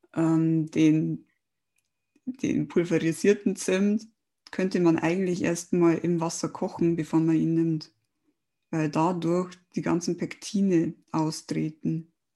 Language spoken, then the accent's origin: German; Germany; bei uns in Deutschland